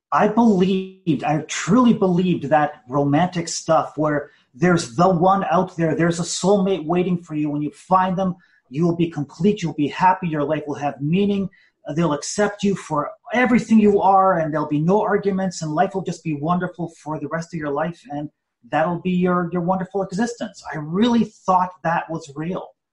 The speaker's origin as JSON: {"language": "English", "country": "Canada", "tie": "born or raised there", "said": "I was born in Canada, first generation Canadian, and more than anything, I just wanted to be an average Canadian kid"}